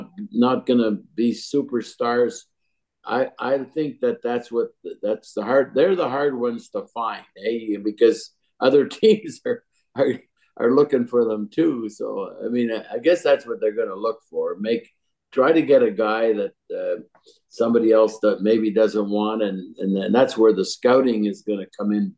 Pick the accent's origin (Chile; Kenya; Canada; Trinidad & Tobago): Canada; Montreal, Quebec; I grew up in Montreal